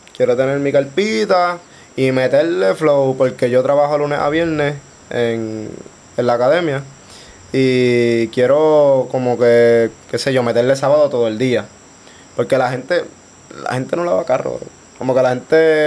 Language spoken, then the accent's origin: Spanish; Guaynabo, Puerto Rico; Soy de Guaynabo